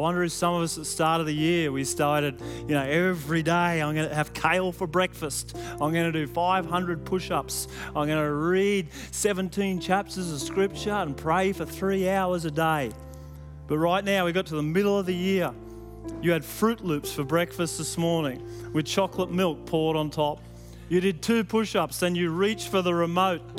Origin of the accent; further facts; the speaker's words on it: Sydney, New South Wales, Australia; Growing up in Western Sydney, my grandfather had a little market garden